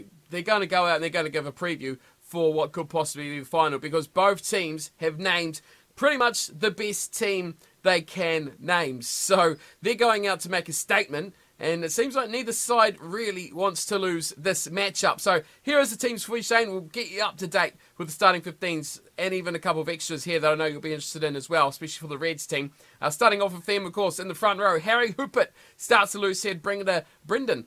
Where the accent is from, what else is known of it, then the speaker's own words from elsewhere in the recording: the South Island of New Zealand, New Zealand; I'm from the South, always have been the South of the South